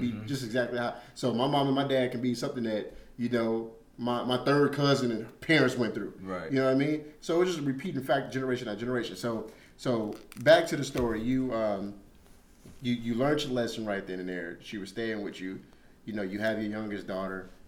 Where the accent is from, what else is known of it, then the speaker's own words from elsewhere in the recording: Chicago, Illinois, United States; moved away; I'm from Chicago, South Side.